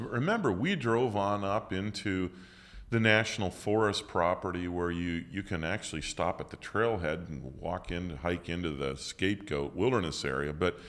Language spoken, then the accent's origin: English; Illinois, United States; I think I did have the sense, not because of any maturity, but because of growing up in Central Illinois.